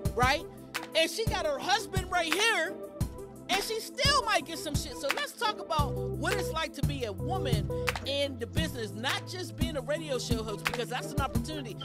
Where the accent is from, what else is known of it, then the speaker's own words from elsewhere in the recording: Pittsburgh, Pennsylvania, United States; I'm from Pittsburgh